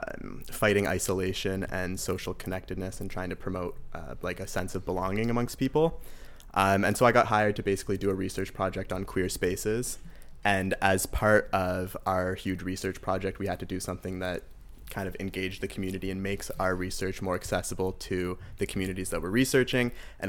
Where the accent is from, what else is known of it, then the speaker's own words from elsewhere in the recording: Toronto, Ontario, Canada; moved away as an adult; now in Montreal, Canada; I grew up in Toronto, and then I moved to Montreal to do my undergrad at McGill.